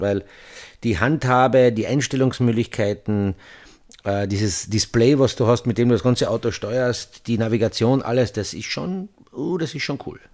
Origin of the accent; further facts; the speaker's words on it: Austria; wir in Österreich